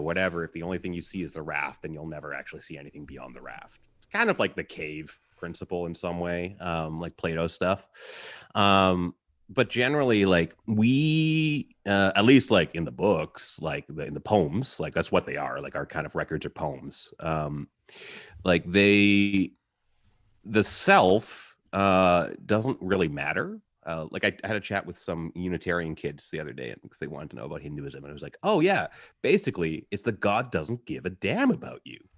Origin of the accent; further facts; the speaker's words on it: Halifax, Nova Scotia, Canada; I grew up in Halifax